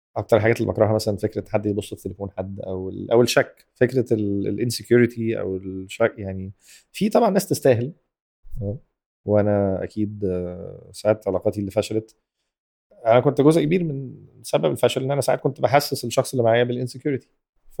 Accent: Egypt; احنا كمجتمع مصري

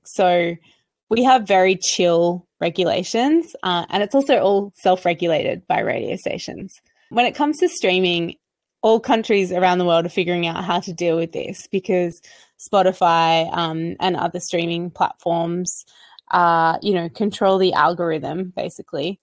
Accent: Australia; I'm an Australian recording artist

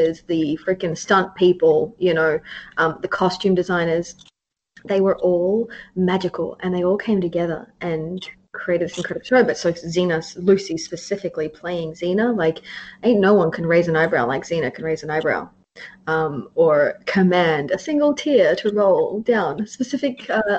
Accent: Australia; I'm Australian

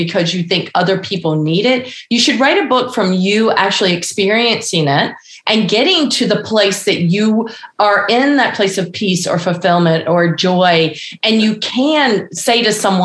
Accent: North Carolina, United States; I am from North Carolina

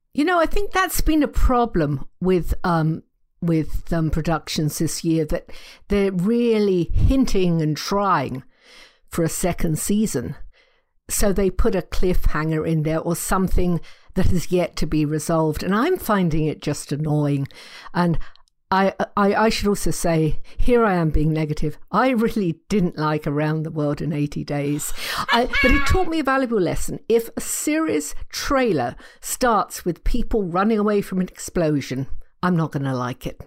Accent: England, United Kingdom; I'm English

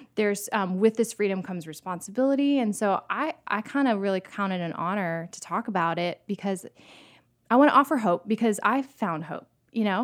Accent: St. Petersburg, Florida, United States; also born or lived in New York; now in Nashville, United States; I grew up in Florida, and I could ride my bike to the Gulf, like, in Saint Petersburg

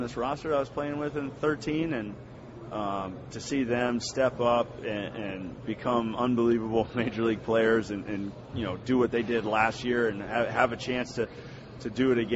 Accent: Cincinnati, Ohio, United States; I grew up in Cincinnati.

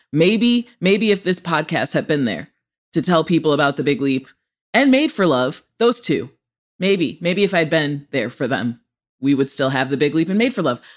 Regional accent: Rockford, Illinois, United States; also born or lived in Chicago, Illinois; I'm from Rockford, Illinois, a true Rockford peach.

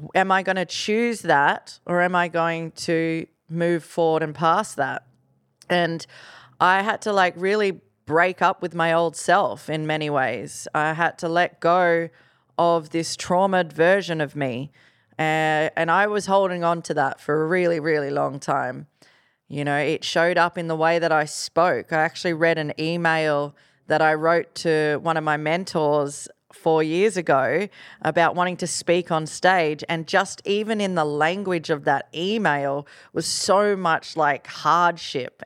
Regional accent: Gold Coast, Queensland, Australia; from the Gold Coast

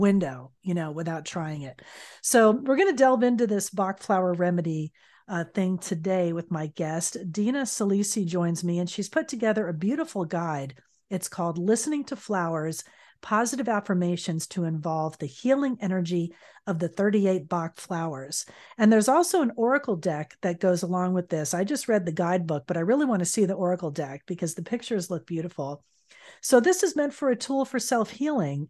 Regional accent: South Florida, United States; I'm from South Florida originally

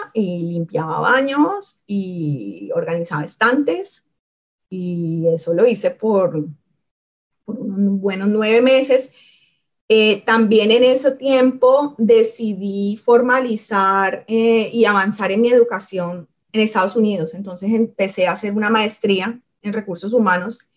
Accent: Cali, Valle del Cauca, Colombia; moved away as an adult; soy de Cali, nací en Cali, me crié en Cali, crecí en Cali y no fue sino hasta los 20, 20 21 años que, que salí de la ciudad.

